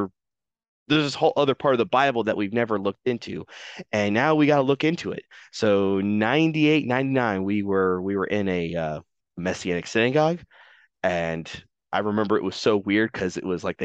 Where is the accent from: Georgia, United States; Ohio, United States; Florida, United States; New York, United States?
Georgia, United States; born or raised there; also born or lived in Michigan